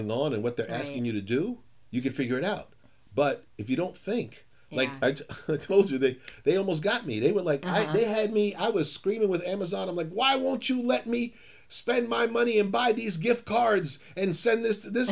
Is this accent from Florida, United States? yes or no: no; New York City, New York, United States; I grew up in Harlem